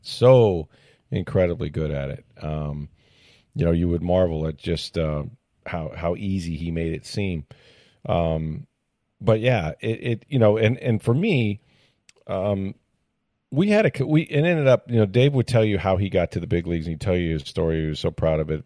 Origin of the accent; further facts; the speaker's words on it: St. Petersburg, Florida, United States; I grew up in Saint Petersburg, you know, and I'm actually kind of a local